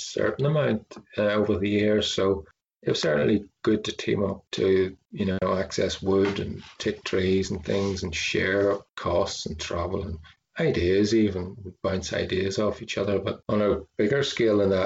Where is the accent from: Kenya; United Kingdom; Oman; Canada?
United Kingdom; Belfast, Northern Ireland; I grew up in Belfast, I was a city kid